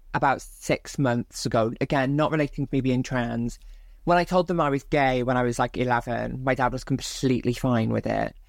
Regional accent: Barry, Wales, United Kingdom; born and raised in South Wales

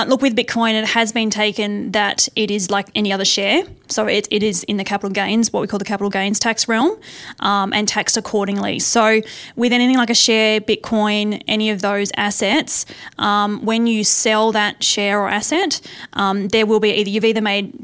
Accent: Tasmania, Australia; I'm actually from Tasmania. Uh-huh. So that was where I was born and bred.

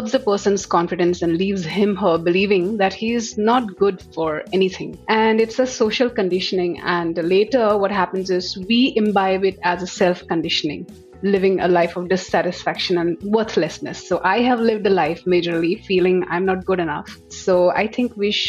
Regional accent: Assam, India; moved away as an adult; also born or lived in Delhi; I come from Assam and I moved to Delhi after passing my MBA specializing in HR

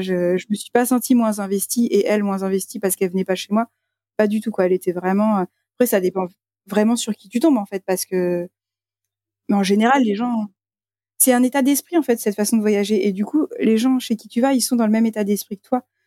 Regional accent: France; on était les seuls français partout où on allait

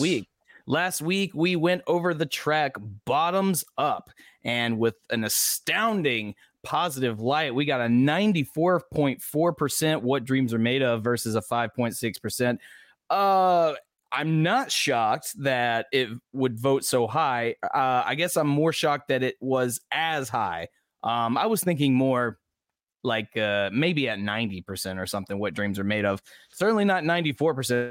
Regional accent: the American South, United States; I'm a Southerner

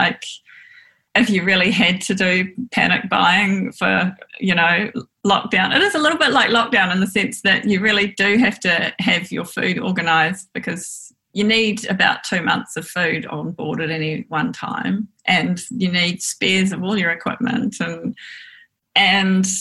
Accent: Auckland, New Zealand; also born or lived in Port Waikato / Dunedin; I grew up in West Auckland

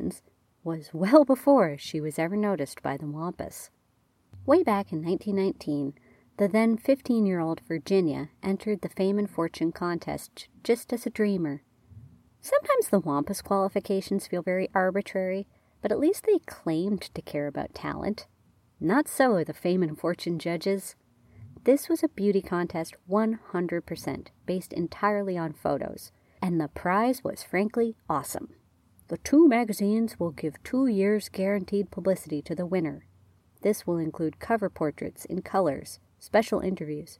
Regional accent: Canada; I'm Canadian

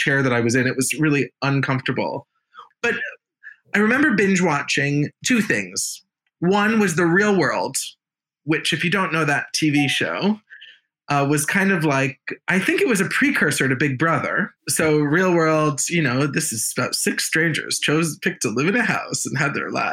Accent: United States; I'm American.

